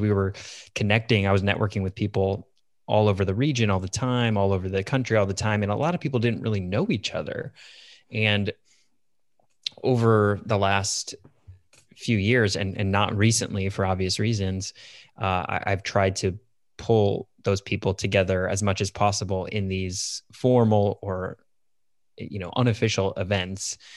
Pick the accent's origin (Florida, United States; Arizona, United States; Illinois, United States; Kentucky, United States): Illinois, United States; Chicago suburbs; moved away as an adult; also born or lived in Iowa City, Iowa; I grew up in the Chicago suburbs